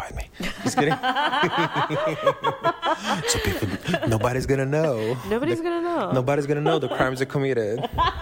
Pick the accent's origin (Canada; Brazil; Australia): Brazil; now in United States; When I moved to the States, Brazilian identity.